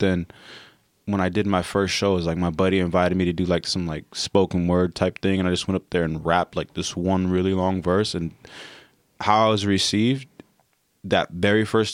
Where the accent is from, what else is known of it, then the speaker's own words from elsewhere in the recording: National City, California, United States; also born or lived in Chula Vista; Southside. Born and raised in National City, Chula Vista